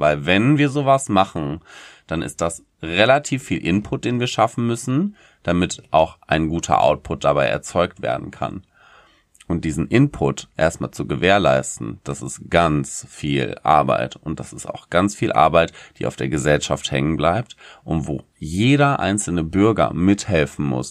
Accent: Germany

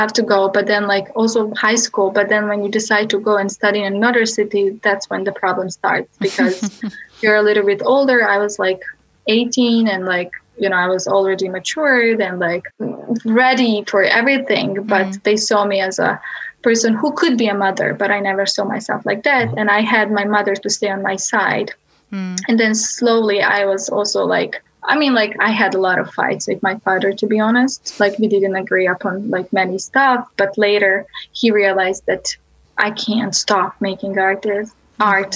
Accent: Bosnia & Herzegovina; moved away as an adult; now in United States; I grew up in Bosnia and Balkans

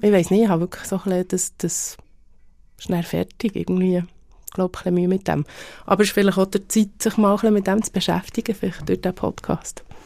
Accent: Bern, Switzerland; accent: Bernese German; die Berndeutsche oder unseren Dialekt

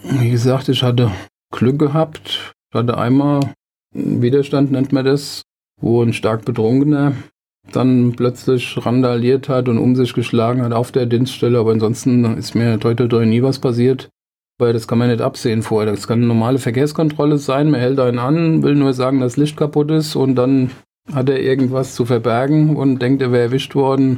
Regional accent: Wiesbaden, Hesse, Germany; also born or lived in Mainz-Mombach, Mainz, Rhineland-Palatinate; Groß geworden bin ich im Mainz-Kostheim

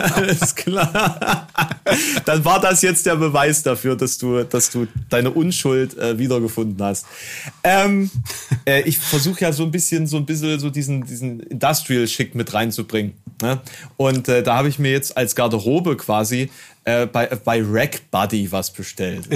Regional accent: Germany; bei uns in Deutschland

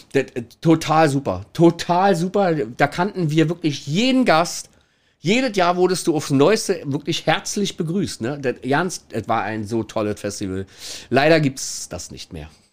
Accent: Kirchmöser, Brandenburg, Germany; now in Hamburg, Germany; also ursprünglich komme ich tatsächlich aus Brandenburg. Ähm, Kirchen, ganz kleines, versch verschlafenes Nest äh, in der Nähe von, von der Stadt Brandenburg direkt

